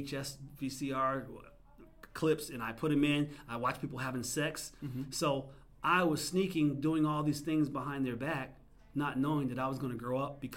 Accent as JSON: {"language": "English", "region": "New Jersey", "country": "United States", "said": "I'm originally from New Jersey"}